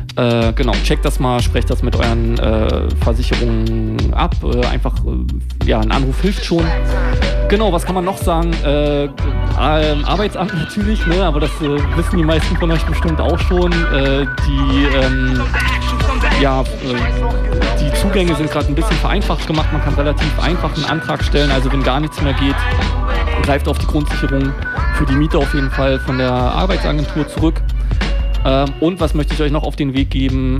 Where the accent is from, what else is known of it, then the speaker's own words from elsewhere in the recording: Berlin, Germany; also born or lived in Lichtenberg / Kreuzberg; ich bin in Mitte groß geworden, Berlin-Mitte